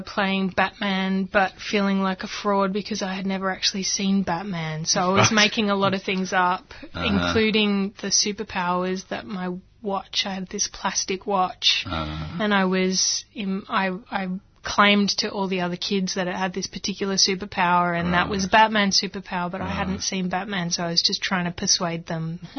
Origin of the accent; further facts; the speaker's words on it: Sydney, New South Wales, Australia; moved away; I was brought up in Ashfield, mainly, in Sydney.